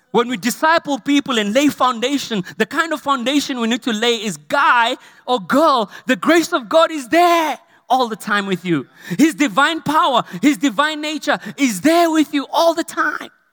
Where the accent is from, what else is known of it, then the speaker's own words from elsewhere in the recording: Potchefstroom, North West, South Africa; when I grew up in Potchefstroom, Ikageng, we had a two-roomed house